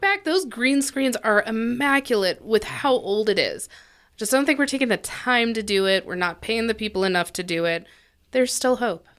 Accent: Colorado Springs, Colorado, United States; I grew up in the Old North End and, uh, right over by Penrose, Maine

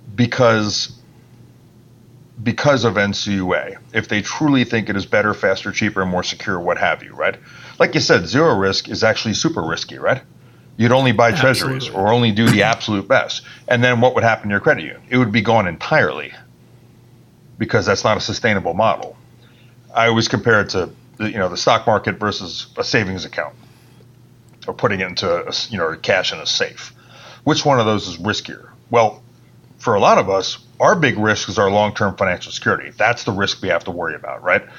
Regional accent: Bar Harbor, Maine, United States; moved away as an adult; also born or lived in Boston, Massachusetts; that's where I'm from, Bar Harbor, Maine, because my father was an employee of the National Park Service

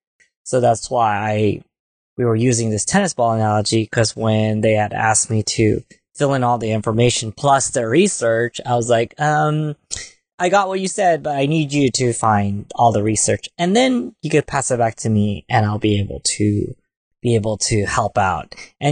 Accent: Philippines; And being Filipino, for one, we're very family oriented.

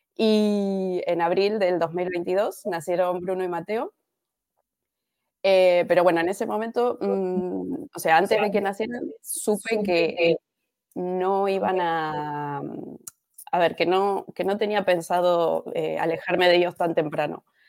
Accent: Argentina; moved away as an adult; also born or lived in Alicante; now in Spain; yo soy de argentina. Em, llegué a España en el año 2012

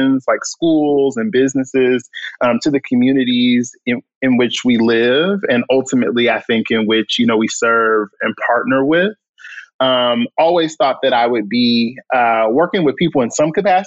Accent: Chicago, Illinois, United States; also born or lived in Philadelphia; born and raised in Chicago on the South Side.

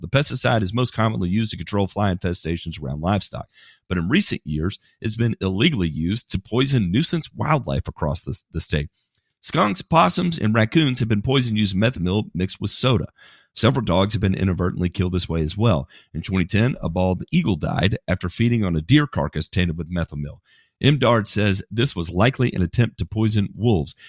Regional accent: United States; I'm American

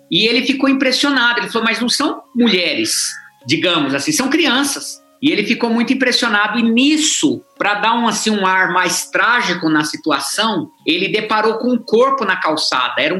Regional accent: Paraná, Brazil; accent: sotaque mineiro; also born or lived in Mato Grosso / Minas Gerais; Eu sou do Paraná, nasci no Paraná, sou, como dizia no Paraná, bicho do Paraná, casei em Mato Grosso, passamos um tempo em Minas, aonde nós ganhamos esse sotaque mineiro.

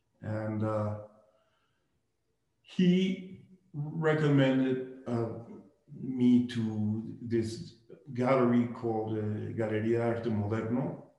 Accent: Barcelona, Catalonia, Spain; So I came from Barcelona, which, you know, helped me.

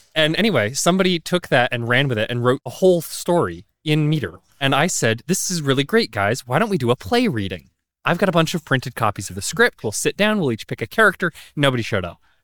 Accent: Boston, Massachusetts, United States; moved away; I'm from Boston myself

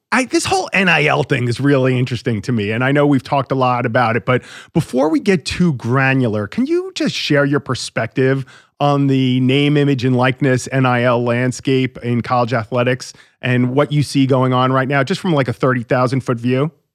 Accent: Long Island, New York, United States; I grew up on Long Island

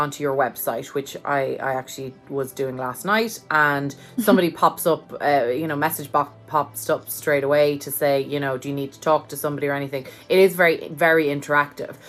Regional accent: Ireland; now in United States; as an Irish person living in America

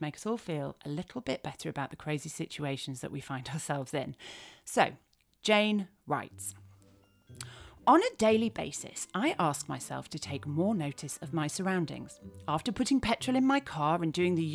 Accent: Leeds, Yorkshire and the Humber, United Kingdom; Leeds, which is my hometown

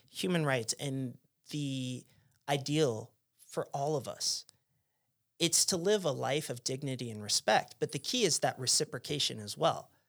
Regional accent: New Jersey, United States; born there; also born or lived in Pennsylvania; So, you know, I was born in New Jersey, then lived in Pennsylvania where it was Amish country.

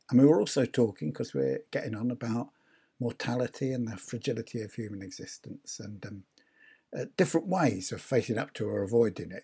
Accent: London, United Kingdom; moved away; also born or lived in Yorkshire / Leeds; I was brought up in London. I lived most of my life in Yorkshire.

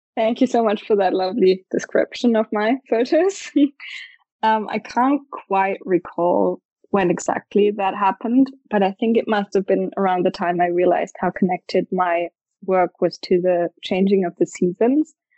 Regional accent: Stuttgart, Baden-Württemberg, Germany; I'm from Stuttgart in the south of Germany.

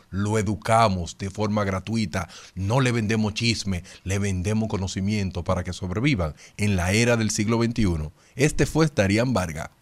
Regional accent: Dominican Republic; a mí como dominicano

